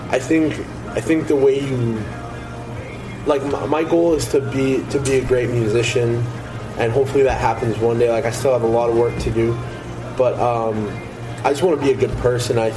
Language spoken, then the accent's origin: English; Lockport, Manitoba, Canada; Like I grew up in Lockport, Sel- Selkirk area.